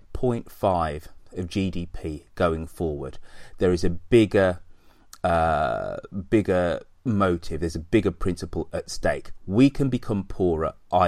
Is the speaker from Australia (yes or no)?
no; United Kingdom; I'm still proud to call myself British.